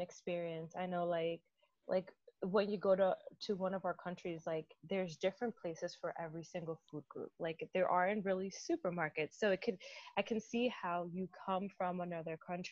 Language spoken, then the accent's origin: English; Dominican Republic; now in United States; growing up in the Dominican Republic, like in our house in the Dominican Republic, we have a mango tree